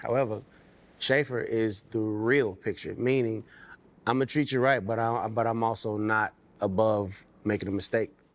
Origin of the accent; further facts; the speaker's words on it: Las Vegas, Nevada, United States; also born or lived in Camden, Arkansas; was born there, did the majority of my growing up in Las Vegas